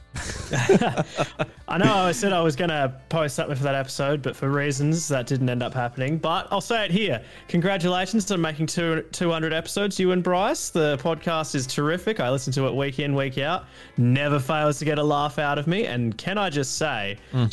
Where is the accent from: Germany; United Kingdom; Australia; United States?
Australia